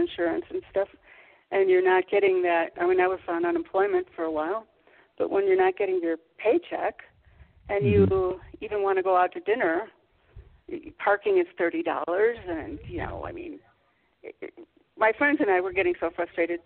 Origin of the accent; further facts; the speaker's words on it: outside of Chicago, Illinois, United States; moved away as an adult; also born or lived in Michigan; now in San Miguel de Allende, Mexico; I was born in Michigan, but I lived most of my life in Illinois, outside of Chicago, and then in the city